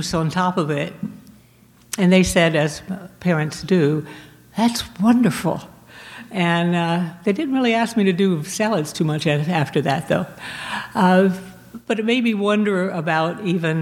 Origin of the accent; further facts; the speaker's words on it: Florida, United States; moved away; also born or lived in Virginia / North Carolina / Maine / Chicago; I was born in Virginia, raised in Florida, lived in North Carolina for a little while